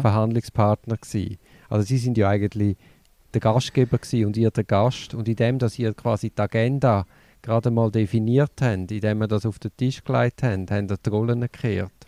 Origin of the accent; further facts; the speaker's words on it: Switzerland; in der Schweiz haben wir das Problem